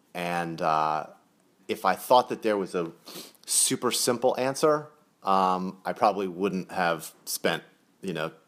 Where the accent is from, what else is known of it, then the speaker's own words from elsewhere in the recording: Rockaway, New York, United States; we grew up in Rockaway, in New York, and she said there's tons of cops and firefighters that live where we live.